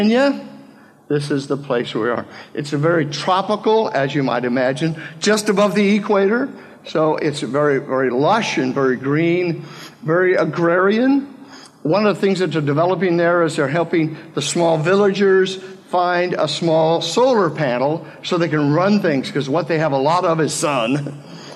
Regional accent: Palm Springs, California, United States; moved away; My wife and I grew up out in the Coachella Valley, Palm Springs area

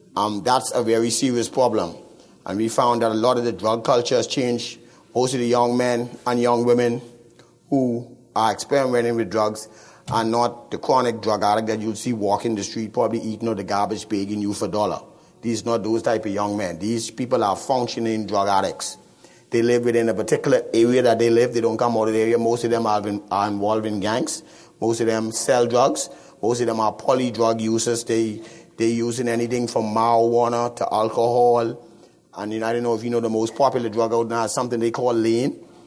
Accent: Nassau, New Providence, Bahamas; I'm a missionary from Nassau to Nassau

